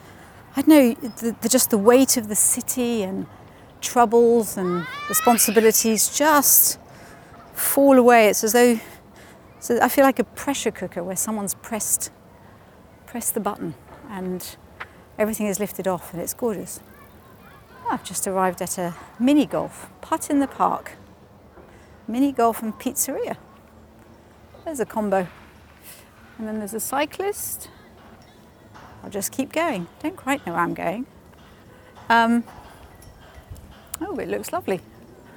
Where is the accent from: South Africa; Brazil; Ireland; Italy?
Italy; moved away; also born or lived in Switzerland / Wales; I grew up in Italy in the Alps